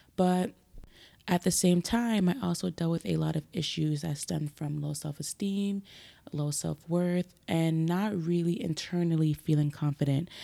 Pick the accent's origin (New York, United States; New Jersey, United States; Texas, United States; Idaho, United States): New York, United States; New York City; moved away; I grew up in Brooklyn, uh, specifically Crown Heights, Flatbush area